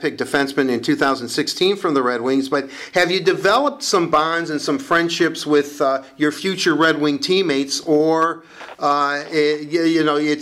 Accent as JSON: {"language": "English", "town": "Detroit", "region": "Michigan", "country": "United States", "tie": "born or raised there", "said": "I was born and raised here in Detroit"}